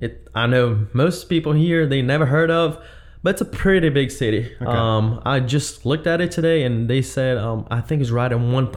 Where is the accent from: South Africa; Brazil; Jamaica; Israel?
Brazil; English is a second language; moved away as an adult; now in United States; I was born and raised in Brazil. I moved to West when I was 20